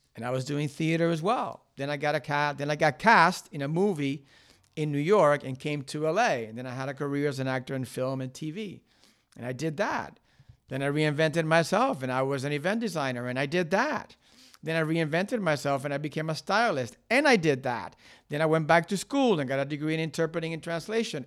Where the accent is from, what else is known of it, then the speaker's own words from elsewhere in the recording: Cuba; also born or lived in Miami, United States; now in United States; I was born in Cuba. There was a lot of shit going on in my childhood. Then I came to the United States. I went to Miami